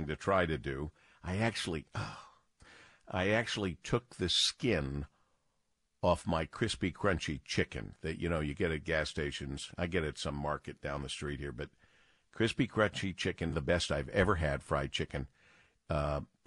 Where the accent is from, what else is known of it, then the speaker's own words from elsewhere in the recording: Detroit, Michigan, United States; also born or lived in New York City; I was from Detroit